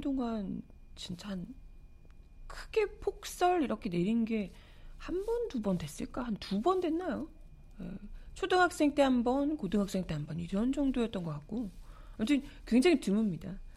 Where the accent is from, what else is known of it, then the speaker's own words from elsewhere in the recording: Busan, South Korea; now in Seoul, South Korea; 저는 이제 부산에서 어린 시절을 보냈기 때문에